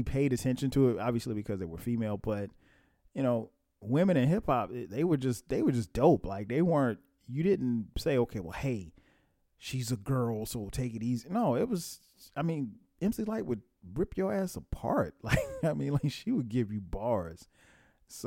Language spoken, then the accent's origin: English; Atlanta, Georgia, United States; my hometown, ATL